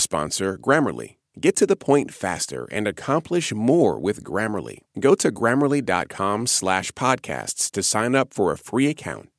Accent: Red Bank, New Jersey, United States; I grew up in Red Bank, New Jersey

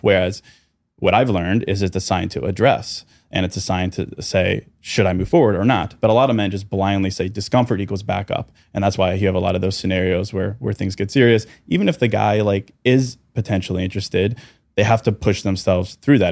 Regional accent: Chicago, Illinois, United States; Thirty-four, from Chicago.

